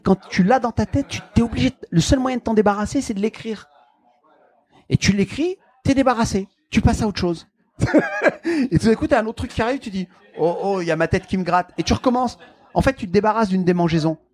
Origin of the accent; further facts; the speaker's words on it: the Nord, Hauts-de-France, France; moved away; also born or lived in Marseille / Canada; j'ai grandi dans le Nord